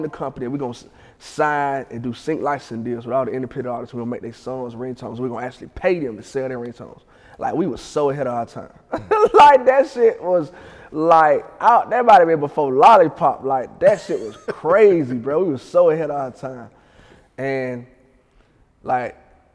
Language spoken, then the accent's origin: English; Atlanta, Georgia, United States; I'm from Ben Hill, so we had Ben Hill Day